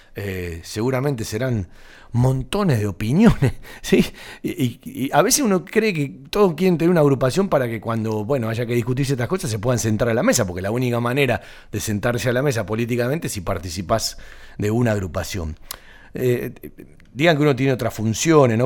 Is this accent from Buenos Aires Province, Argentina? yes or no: yes; Banfield, Buenos Aires Province, Argentina; los que nacimos en Banfield, eh, somos de Banfield